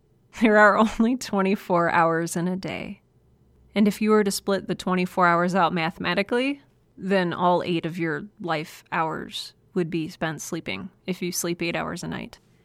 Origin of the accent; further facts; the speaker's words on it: United States; accent: American; I am an American.